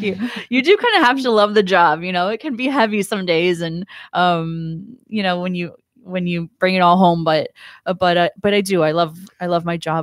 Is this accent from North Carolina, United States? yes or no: no; Ohio, United States; moved away as an adult; also born or lived in Fort Lauderdale, Florida; now in Stuart, United States; I'm from Ohio.